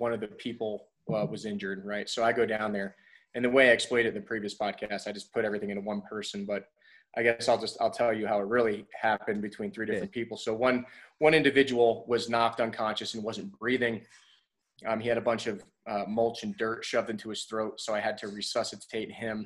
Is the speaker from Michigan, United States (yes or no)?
no; New Jersey, United States; also born or lived in Poughkeepsie, New York; I was born in Poughkeepsie, New York in the United States and grew up in New Jersey